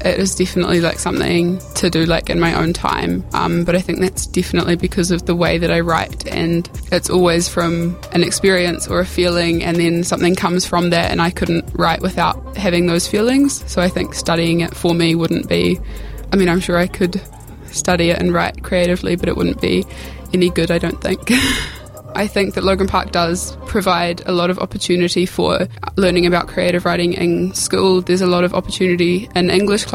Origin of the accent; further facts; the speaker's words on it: New Zealand; a Pākehā girl growing up in New Zealand